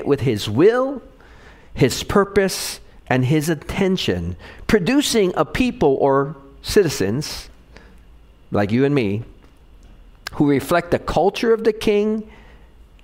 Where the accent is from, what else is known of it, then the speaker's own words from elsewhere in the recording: Hawaii, United States; Growing up in Hawaii